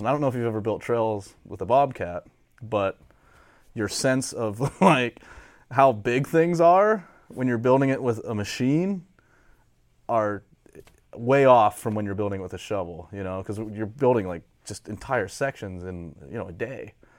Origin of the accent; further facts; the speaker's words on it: Titusville, United States; I'm from Titusville